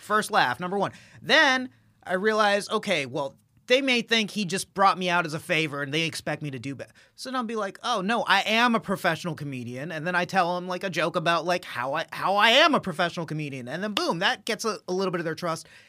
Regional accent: Dallas, Texas, United States; being an Indian guy from Texas, from Dallas, Texas

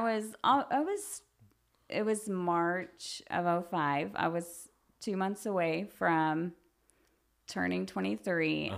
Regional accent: Guthrie, United States; growing up here, I feel like that's I the reason why I never left. I love this town

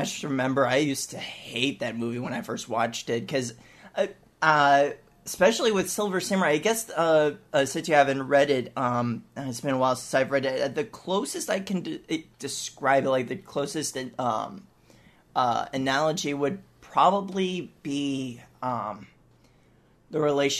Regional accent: Canada; Yeah, so I'm Canadian.

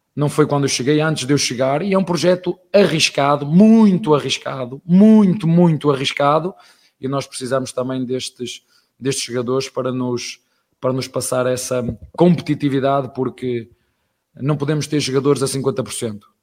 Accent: Portugal; now in Brazil; Estrangeiro, português, tuga, padeiro

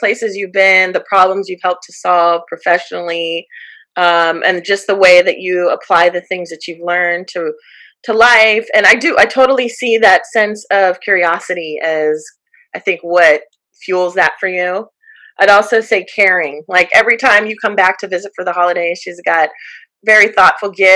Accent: Jacksonville, Florida, United States; moved away; also born or lived in Long Beach, California / Washington, D.C.; I grew up in Northern Florida, in Jacksonville, Florida

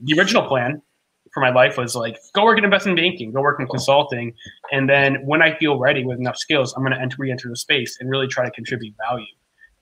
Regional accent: Maine, United States; now in Texas, United States; I'm from Maine originally, actually.

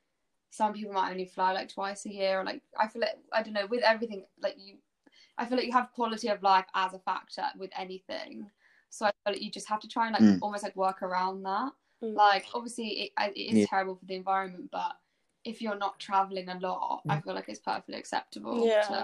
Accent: Brighton, South East England, United Kingdom; Brighton, because that's where I'm from

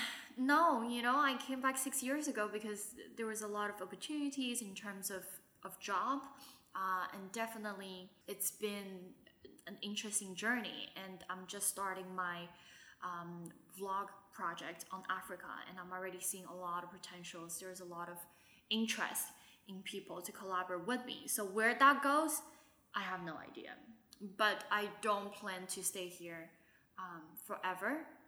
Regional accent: Shanghai, China; I'm thankful to have had the years of growing up in Shanghai, which gives me the language ability

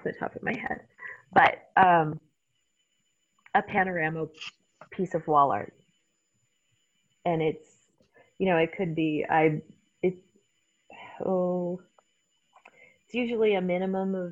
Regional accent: Canada; accent: Canadian; moved away as an adult; also born or lived in Newfoundland; now in Spokane, United States; I come from Canada

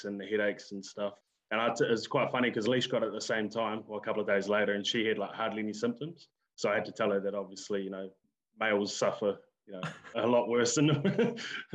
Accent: Lower Hutt, Wellington, New Zealand; I was born and raised in Lower Hutt.

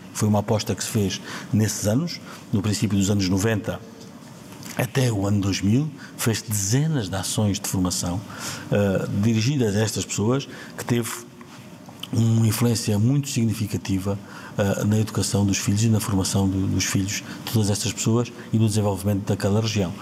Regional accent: Ourique, Alentejo, Portugal; Câmara Municipal de Ourique, a minha terra, onde vivo e onde, onde nasci, onde cresci

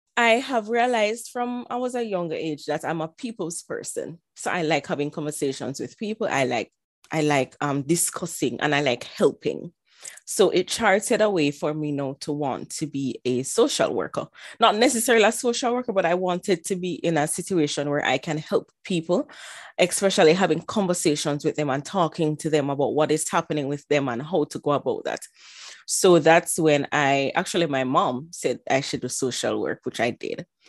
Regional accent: Jamaica; moved away as an adult; also born or lived in Ilorin, Nigeria; now in United States; in terms of growing up, I was actually growing up in Jamaica

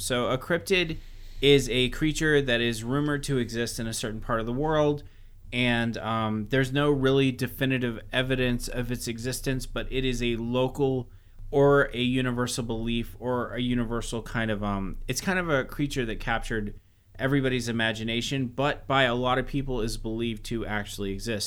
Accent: Georgia, United States; moved away; also born or lived in Los Angeles; we're from Georgia

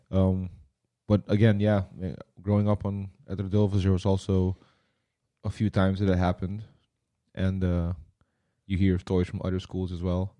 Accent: Curaçao; growing up on Curacao when we were younger

